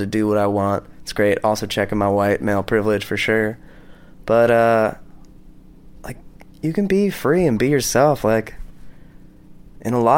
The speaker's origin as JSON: {"language": "English", "country": "United States", "moved": "yes", "said": "as an American"}